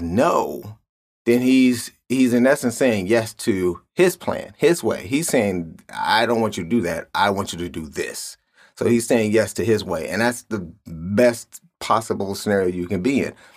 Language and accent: English; Cleveland, Ohio, United States; I grew up in Cleveland.